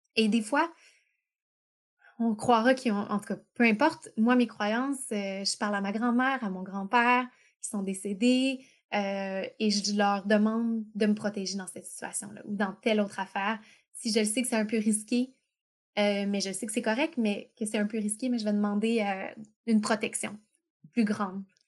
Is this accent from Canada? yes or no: yes; Quebec, Canada; on a la chance d'être québécois, donc on a une langue séparée. On n'est pas juste canadien, on est québécois